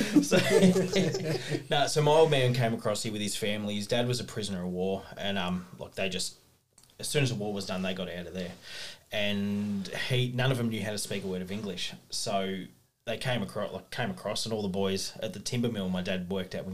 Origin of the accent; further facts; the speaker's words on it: Monbulk, Victoria, Australia; moved away as an adult; also born or lived in Perth; now in Bairnsdale, Australia; I grew up in the Dandenong Ranges in Mombulk.